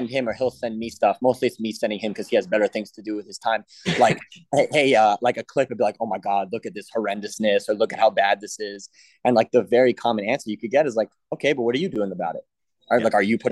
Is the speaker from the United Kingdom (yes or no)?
yes; London, United Kingdom; moved away; I'm from London originally, and my family has a real estate portfolio in London that I help manage as well. So I travel back and forth